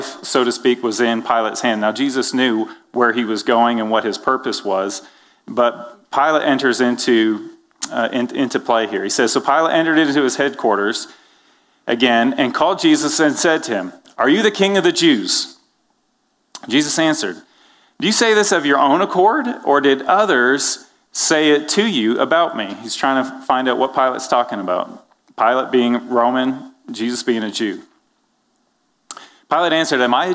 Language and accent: English; Canada; now in United States; I'm from Canada